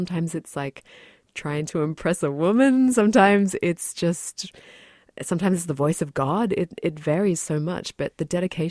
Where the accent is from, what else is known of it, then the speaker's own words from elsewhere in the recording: New Zealand; born there; when I was a kid, I was born in New Zealand and I visited with my family this place called the Waitomo Glowworm Caves.